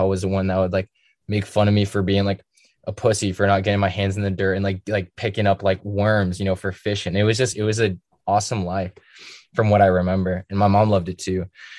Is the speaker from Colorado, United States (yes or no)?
yes; Denver, Colorado, United States; born there; also born or lived in Seattle, Washington; I was born in Denver, and then while I was born my dad was in Iraq, so then it was just me, my mom, and then we moved to Seattle, and that's where my mom's from.